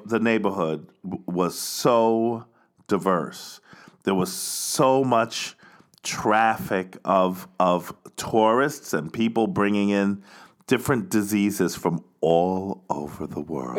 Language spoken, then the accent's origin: English; United States; moved away as an adult; now in Barcelona, Spain; I'm an American.